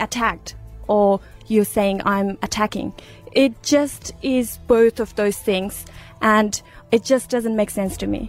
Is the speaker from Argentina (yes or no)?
no; Uruzgan, Afghanistan; moved away; I was born in Uruzgan province of Afghanistan